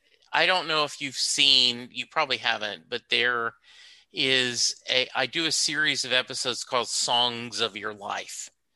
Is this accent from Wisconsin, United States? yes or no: no; Rose Pine, Louisiana, United States; time growing up in Rose Pine, Louisiana, where my grandparents owned a dairy farm